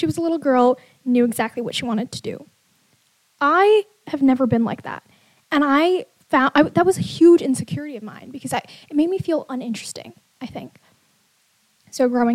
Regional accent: Bay Area, California, United States; I grew up in the Bay Area

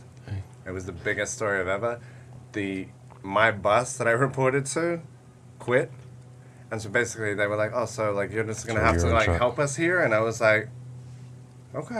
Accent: Australia; moved away; I'm originally from Australia

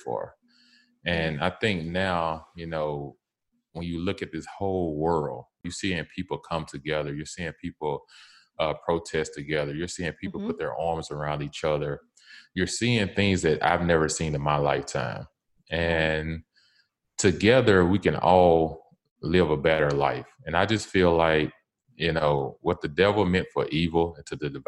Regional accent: the South, United States; I'm from the South

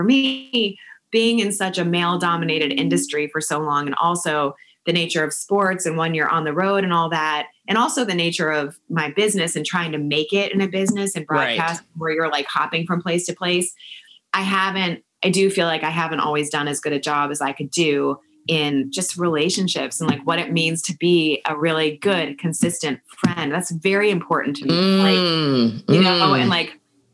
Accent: Washington, Virginia, United States; moved away; also born or lived in Miami; I'm from Washington, from Virginia.

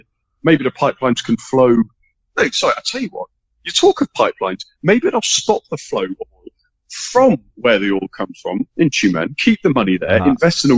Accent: England, United Kingdom; as an English football fan, there's a big thing that's been running for years now, fueled by Sky Sports, the top six, the big six clubs in England.

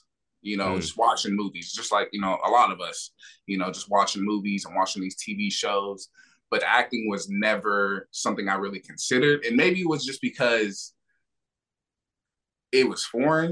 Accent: Bellevue, Washington, United States; also born or lived in Los Angeles, California; I was born in Los Angeles, California. My dad was doing this thing in the streets, you know, hustling, you know, not really doing what my mom expected out of him. So she took me and my sister, who she was pregnant with at the time, moved to Washington State. So I grew up in a city called Bellevue, Washington.

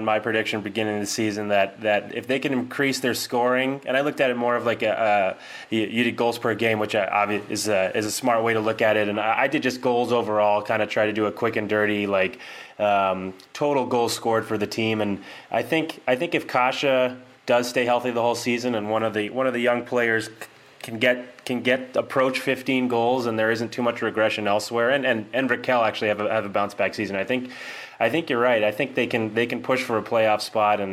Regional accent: East Coast, United States; moved away as an adult; growing up on the East Coast

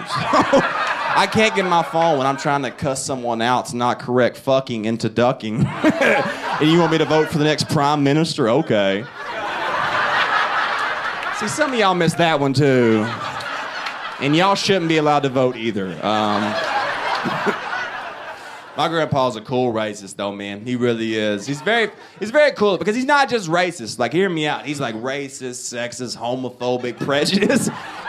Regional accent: the South, United States; It's funny because I'm from the South, so everyone assumes I'm my grandpa all the time.

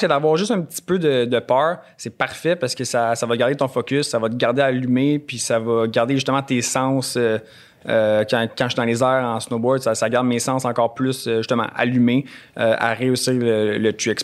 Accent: Bromont, Quebec, Canada; je viens de Bromont

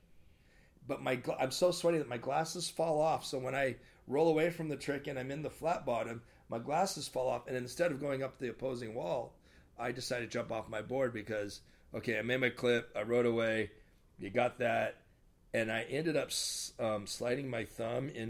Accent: Portland, United States; moved away as an adult; also born or lived in Camas, Washington / Na'alehu, Hawaii; now in Long Beach, United States; I was born in Portland, and I was living outside the outskirts of Portland at the time. I graduated from a little small town called Camas, Washington

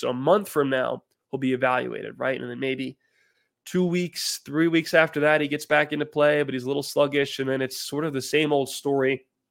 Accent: Philadelphia, Pennsylvania, United States; I'm from the Philadelphia area.

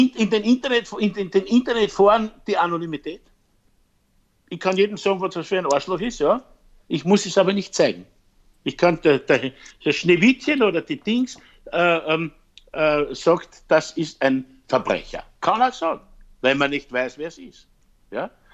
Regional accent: Vienna, Austria; also born or lived in Styria; Meine Wurzeln sind in der Steiermark, beziehungsweise in Wien, da bin ich geboren

